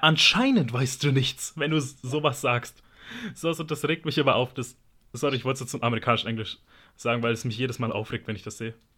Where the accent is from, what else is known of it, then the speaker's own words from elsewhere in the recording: Germany; ich bin in Deutschland geboren worden aber meine Mutter ist halt Italienerin